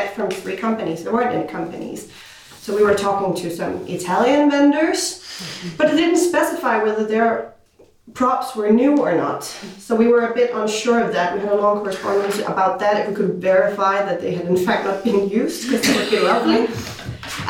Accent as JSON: {"language": "English", "country": "Denmark", "said": "I'm from Denmark"}